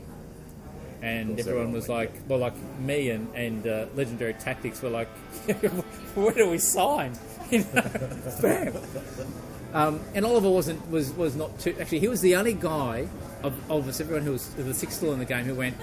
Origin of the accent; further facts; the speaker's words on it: Australia; myself as an Australian